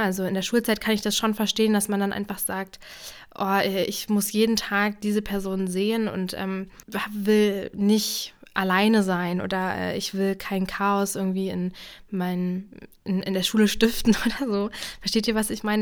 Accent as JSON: {"language": "German", "region": "Brandenburg", "country": "Germany", "also_born_or_lived": "Jena, Thuringia", "moved": "as an adult", "said": "ich komme ja aus Brandenburg"}